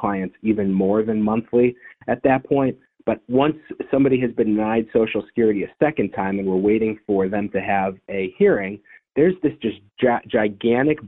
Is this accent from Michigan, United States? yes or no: yes; Detroit, Michigan, United States; now in Cleveland, United States; I went to a special school growing up in Detroit for children that had ADHD